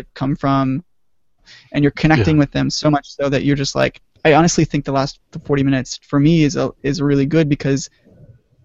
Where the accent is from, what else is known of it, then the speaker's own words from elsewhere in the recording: Austin, Texas, United States; moved away; we all grew up in Texas, but even more importantly, we grew up in Austin